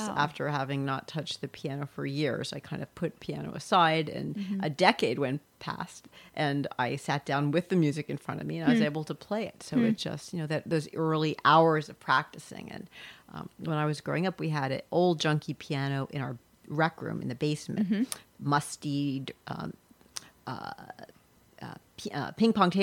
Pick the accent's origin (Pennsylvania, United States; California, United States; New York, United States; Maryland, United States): Pennsylvania, United States; Carlisle; I grew up in Carlisle, Pennsylvania